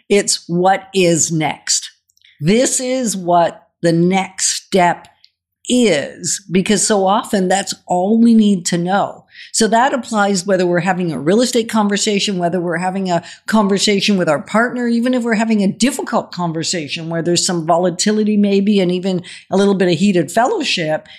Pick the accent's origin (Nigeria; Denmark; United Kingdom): Denmark; moved away; we're originally from Denmark